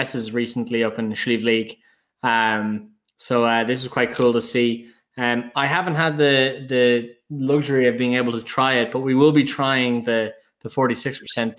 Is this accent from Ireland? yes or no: yes; Dublin, Leinster, Ireland; I'm going to pass as the Jackeen